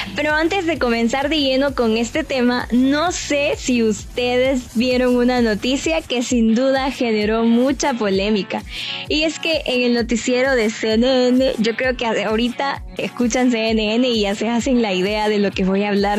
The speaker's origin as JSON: {"language": "Spanish", "country": "El Salvador", "said": "como buenos salvadoreños que somos"}